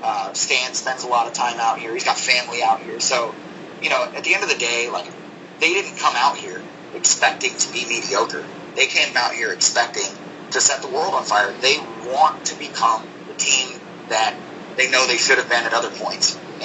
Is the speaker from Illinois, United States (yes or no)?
no; Oregon, United States; moved away; And Southern California becomes home to a lot of us that came from elsewhere. I came from Oregon.